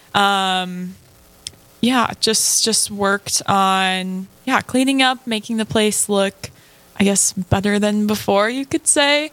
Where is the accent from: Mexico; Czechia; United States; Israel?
United States; central Minnesota; I'm from central Minnesota